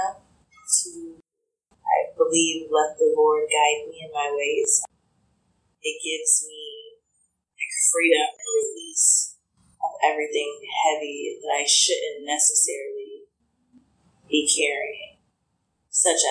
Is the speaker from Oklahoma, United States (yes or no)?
no; Des Moines, Iowa, United States; I grew up in Des Moines on the northwest